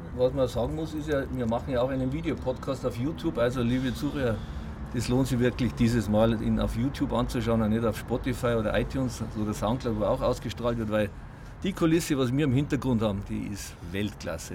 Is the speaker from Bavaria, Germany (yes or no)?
yes; Munich, Bavaria, Germany; ich bin ja 500 Meter hier aufgewachsen in Obergiesing